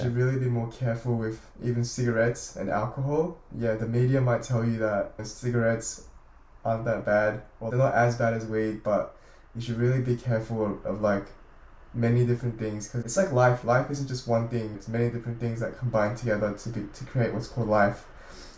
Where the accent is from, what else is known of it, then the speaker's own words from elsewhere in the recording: Sydney, New South Wales, Australia; also born or lived in South Korea / Melbourne, Australia; I was born in South Korea in 2003 on the 23rd of January, and I came to Australia, Melbourne, Australia, in 2007 with my parents, and I stayed there for about a year and eventually moved to Sydney, where I have been living my whole life ever since 2007